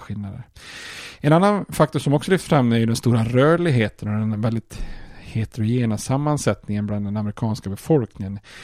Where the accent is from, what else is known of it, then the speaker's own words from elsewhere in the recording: Sweden; som svensk